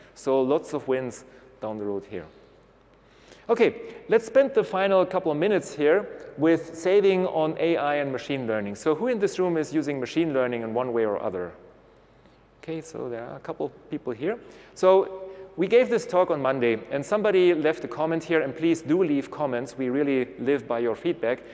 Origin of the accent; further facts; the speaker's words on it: Munich, Bavaria, Germany; I'm from Munich, so that would be my region